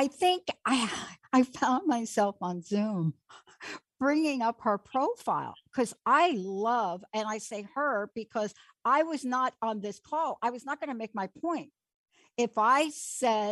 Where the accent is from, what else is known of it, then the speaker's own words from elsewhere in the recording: East Coast, United States; moved away as an adult; now in Seattle, United States; I grew up with on the East Coast